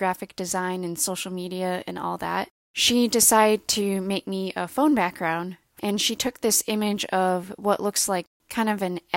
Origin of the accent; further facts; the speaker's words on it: Northwest Indiana, United States; also born or lived in Bloomington, Indiana / Muncie, Indiana; I am originally from Northwest Indiana